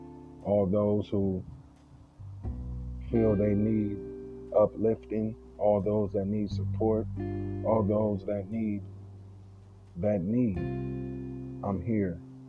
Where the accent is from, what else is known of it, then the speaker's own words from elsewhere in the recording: San Francisco, California, United States; now in Oakland, United States; I'm from San Francisco, California, residing in Oakland, California.